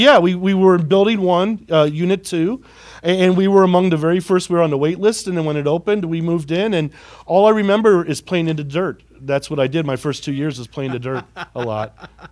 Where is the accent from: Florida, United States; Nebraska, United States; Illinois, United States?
Illinois, United States; Carbondale; moved away as an adult; I was born and raised in Carbondale.